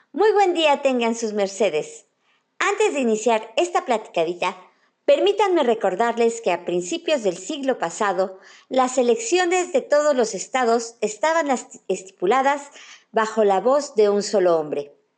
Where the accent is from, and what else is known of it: Mexico